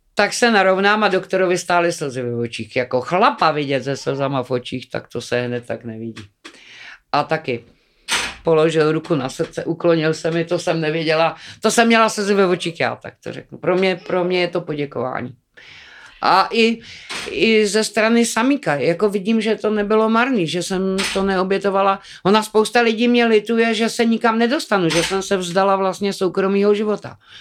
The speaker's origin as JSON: {"language": "Czech", "country": "Czechia", "tie": "born or raised there", "also_born_or_lived": "Karviná / Dačice", "said": "já jsem vyrůstala na vsi, měla jsem na starosti brášku, to bylo moje první dítě. Mm. Bráchovi bylo Půl roku mě devět a půl, když jsme se přistěhovali z Karviné"}